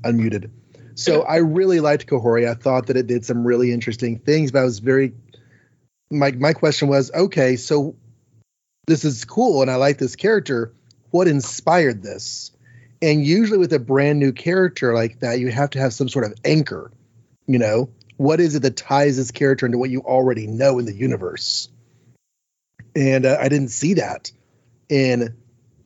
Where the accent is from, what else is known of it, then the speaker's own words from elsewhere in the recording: United States; We, as an American people